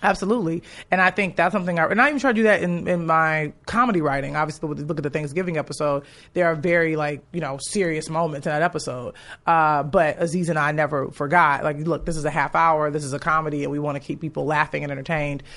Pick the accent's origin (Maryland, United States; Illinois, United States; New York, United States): Illinois, United States; Chicago; moved away; I'm from Chicago